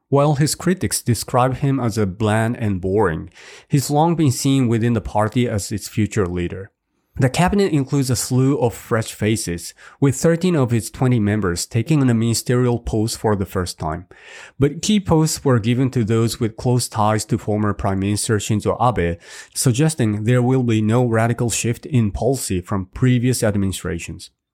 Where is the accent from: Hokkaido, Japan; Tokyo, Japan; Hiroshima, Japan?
Hiroshima, Japan; moved away; my hometown, Hiroshima